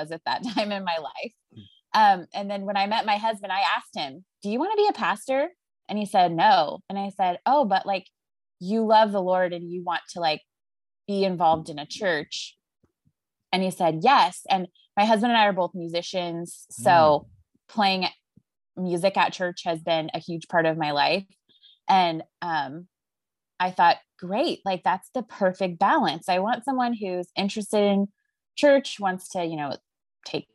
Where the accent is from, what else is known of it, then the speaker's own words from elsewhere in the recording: an island in the Pacific Northwest, Washington, United States; I grew up on an island in the Pacific Northwest